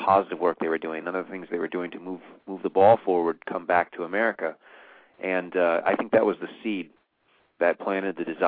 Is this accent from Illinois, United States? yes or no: yes; Decatur, Illinois, United States; moved away; also born or lived in Los Angeles; I went back to my hometown of Decatur, Illinois